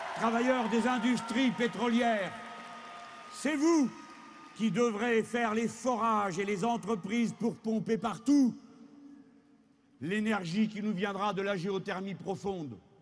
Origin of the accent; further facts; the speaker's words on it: France; Chez nous en France, chez nous en France